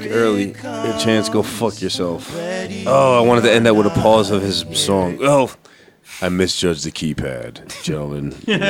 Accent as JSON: {"language": "English", "town": "Edison", "region": "New Jersey", "country": "United States", "said": "I'm from Dedison."}